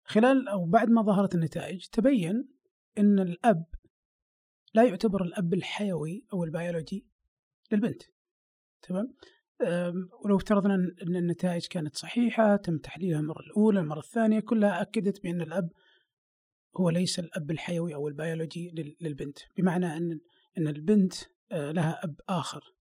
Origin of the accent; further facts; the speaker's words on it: Saudi Arabia; عندنا في السعوديه